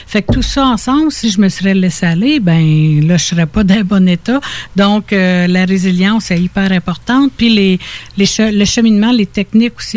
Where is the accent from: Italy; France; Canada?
Canada; Quebec; also born or lived in Ontario; Mais, mais sinon, tu j'ai été élevée dans les petits villages, Saint-Benoît, Saint-Placide, La Chute, j'ai été en, Estrie.